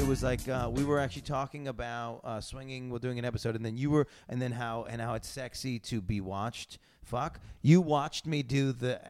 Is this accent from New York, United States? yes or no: yes; Syracuse, New York, United States; I'm from Syracuse, New York